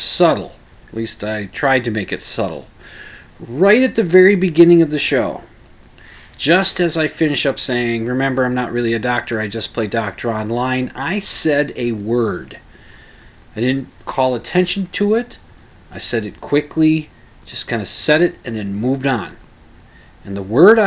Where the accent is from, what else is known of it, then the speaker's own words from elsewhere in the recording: Minnesota, United States; Catholic upbringing, being a Minnesotan